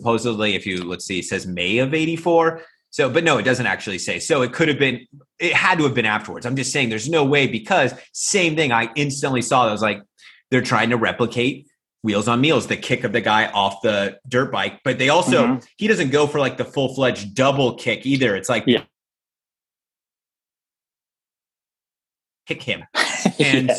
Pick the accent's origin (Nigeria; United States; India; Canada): United States; moved away as an adult; now in Thailand; me as an American